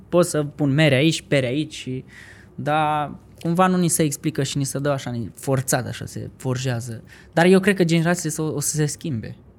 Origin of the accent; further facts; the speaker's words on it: Vaslui, Vaslui County, Romania; moved away as an adult; now in Bucharest, Romania; când am plecat de la Vaslui, că sunt din Vaslui, când am venit încoace spre București